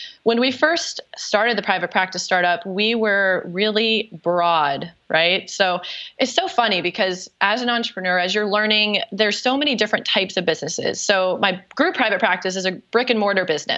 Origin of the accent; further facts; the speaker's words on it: North Carolina, United States; accent: Southern; now in South Florida, United States; I'm actually from North Carolina in your neck of the woods. Who knows? Maybe my Southern accent will come out while we talk.